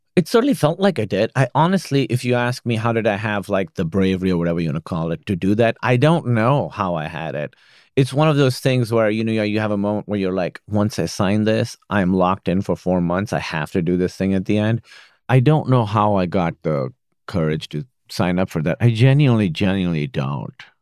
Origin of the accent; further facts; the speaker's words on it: Pakistan; now in United States; I grew up in Pakistan